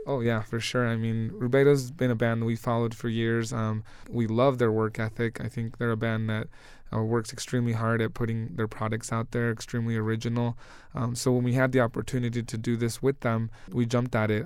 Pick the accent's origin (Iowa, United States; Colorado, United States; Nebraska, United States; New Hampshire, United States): Colorado, United States; Denver; we grew up basically here in Denver